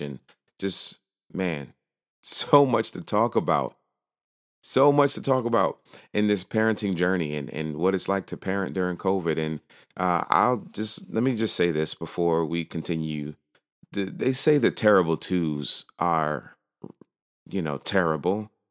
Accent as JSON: {"language": "English", "region": "New York", "country": "United States", "moved": "yes", "lives_now": "Virginia, United States", "said": "I am originally from New York. I now live in uh, Virginia"}